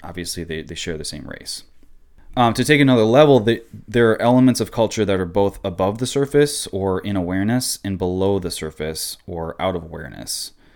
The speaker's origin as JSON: {"language": "English", "region": "Midwest", "country": "United States", "tie": "born or raised there", "said": "I am American. I was born in America"}